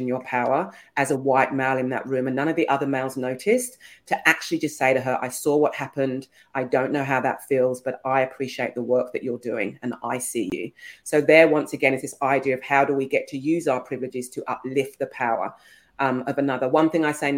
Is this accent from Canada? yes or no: no; England, United Kingdom; I'm English.